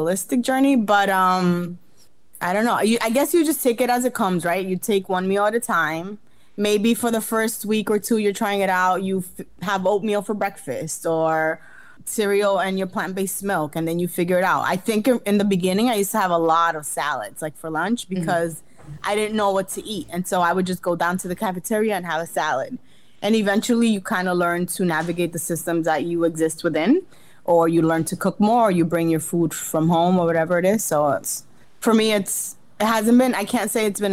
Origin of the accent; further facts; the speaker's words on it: Jarabacoa, La Vega, Dominican Republic; moved away; I went back to like Jarabacoa, Dominican Republic, where I'm from